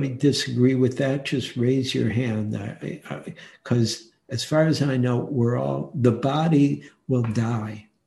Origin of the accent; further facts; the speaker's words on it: Detroit, Michigan, United States; moved away as an adult; also born or lived in New York City; now in San Francisco, United States; I was born in Detroit and lived in Detroit and had some really hard dukkha in Detroit, and also loved Detroit totally. It was such a great city when I was a boy